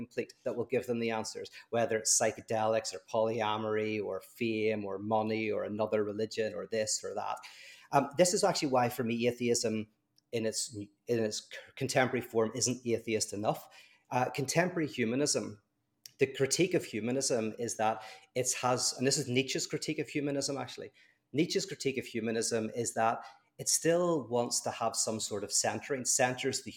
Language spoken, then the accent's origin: English; Ireland; I'm Irish